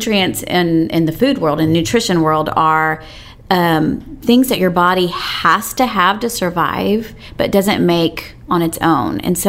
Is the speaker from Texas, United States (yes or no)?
yes; East Texas, United States; moved away as an adult; now in Austin, United States; Well, I lived here for 16 years, but I grew up in East Texas.